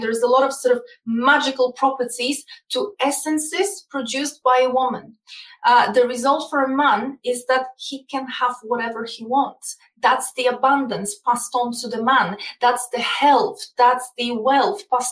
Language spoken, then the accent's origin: English; Poland; English is a second language; moved away; I come from Eastern Europe. I come from Poland specifically